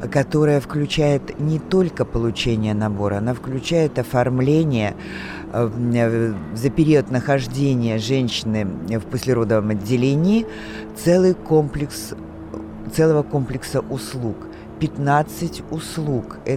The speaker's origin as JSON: {"language": "Russian", "region": "Moscow Oblast", "country": "Russia", "tie": "born there", "said": "Я родился в Подмосковье"}